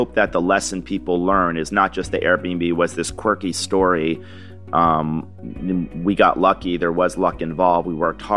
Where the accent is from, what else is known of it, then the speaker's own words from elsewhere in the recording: Niskayuna, New York, United States; moved away; growing up in Niskin, New York